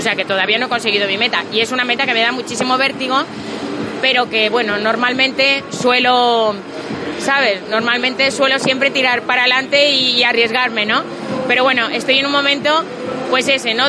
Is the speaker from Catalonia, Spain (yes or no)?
yes; Catalonia, Spain; yo soy catalana